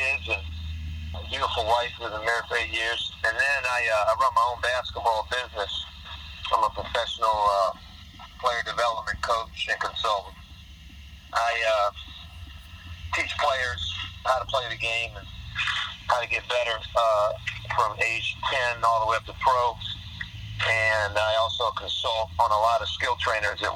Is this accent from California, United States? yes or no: no; Hampton, Virginia, United States; I grew up in Hampton, Virginia, and my parents were teachers